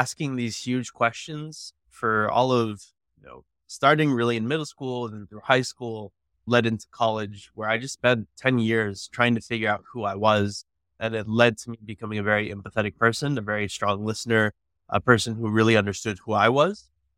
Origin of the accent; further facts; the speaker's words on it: McAllen, Texas, United States; also born or lived in South Dakota / California; growing up in McAllen, it was complicated. When we first got there, my dad was divorced. I actually was born in South Dakota. My dad was in the Air Force, moved to California, got to McAllen when I was like 3 years old.